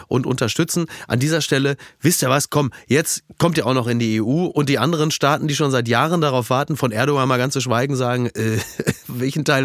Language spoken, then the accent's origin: German; Germany; Sind wir als Deutsche